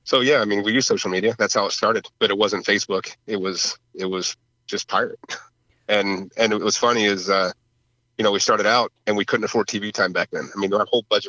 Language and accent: English; New Jersey, United States; moved away; I grew up in Jersey